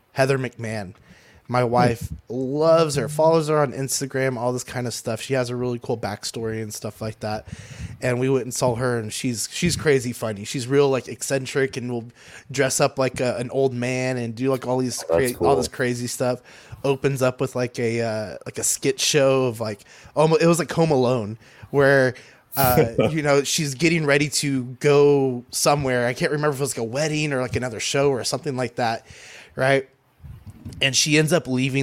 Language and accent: English; San Antonio, Texas, United States; I'm from San Antonio, Texas